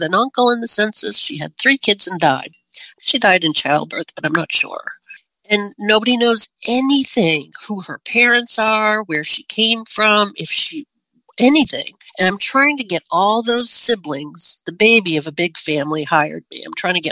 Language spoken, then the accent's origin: English; Northern Maine, United States; I'm from Northern Maine